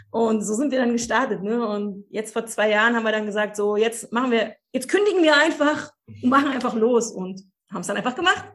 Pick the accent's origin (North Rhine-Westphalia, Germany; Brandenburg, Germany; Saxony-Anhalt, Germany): Brandenburg, Germany; Cottbus; Also ich bin im Osten aufgewachsen, in Cottbus, zwischen Blümchentapeten und Wäscheständern.